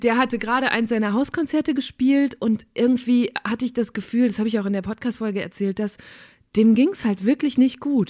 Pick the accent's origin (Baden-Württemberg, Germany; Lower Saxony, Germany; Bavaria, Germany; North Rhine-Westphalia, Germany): North Rhine-Westphalia, Germany; Münsterland; ich komme aus Münsterland